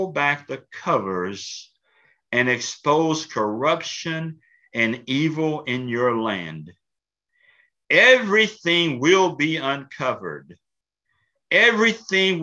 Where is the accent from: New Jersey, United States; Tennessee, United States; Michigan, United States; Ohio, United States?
Tennessee, United States; Columbia; I'm from Columbia, Tennessee. I grew up in Columbia, Tennessee as the son of a pastor